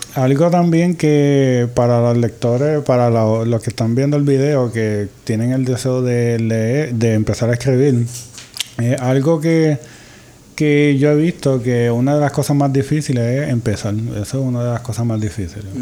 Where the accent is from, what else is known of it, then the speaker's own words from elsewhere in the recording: Puerto Rico; desde la perspectiva como escritores puertorriqueños